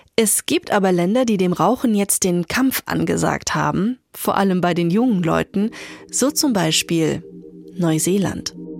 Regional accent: Germany; bei uns in Deutschland

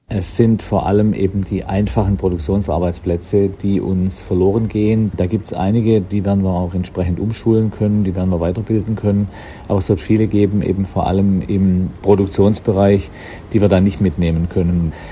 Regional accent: Bavaria, Germany; aus meiner Heimatregion in einem großen bayerischen Automobilwerk

